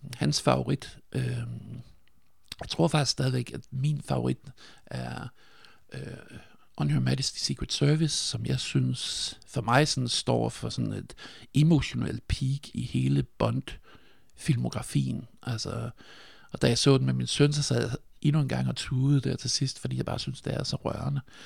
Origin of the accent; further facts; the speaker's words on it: Nyborg, Southern Denmark, Denmark; Jeg er født i 1976, og jeg er vokset op på, jeg er vokset op på Fyn i Nyborg